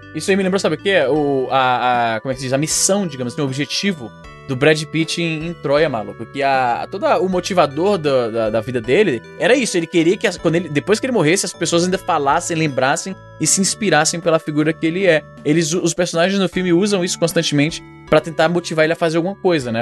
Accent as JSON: {"language": "Portuguese", "country": "Brazil", "said": "a nossa identificação como brasileiro"}